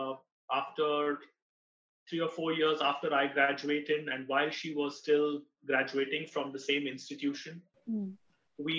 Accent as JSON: {"language": "English", "town": "Mumbai", "region": "Maharashtra", "country": "India", "tie": "born or raised there", "said": "I was born in Mumbai in a small and middle-class"}